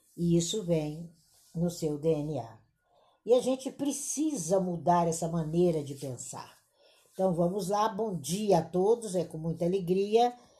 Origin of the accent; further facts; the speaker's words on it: Brazil; aqui enquanto brasileiros